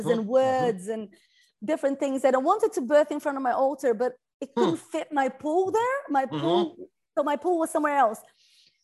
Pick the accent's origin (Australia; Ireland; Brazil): Brazil; I come from Brazil